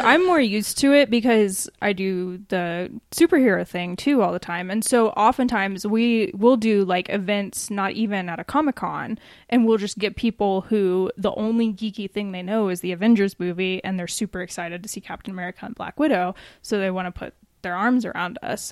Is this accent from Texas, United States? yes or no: no; Atlanta, Georgia, United States; now in Colorado Springs, United States; my family and my friends that are still out there in Atlanta